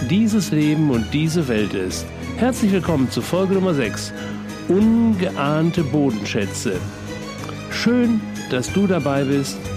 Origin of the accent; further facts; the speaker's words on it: North Rhine-Westphalia, Germany; als äh, ehemaliges Kind des Ruhrgebiets liebe ich Theken. Ich bin sozusagen in der Theke groß geworden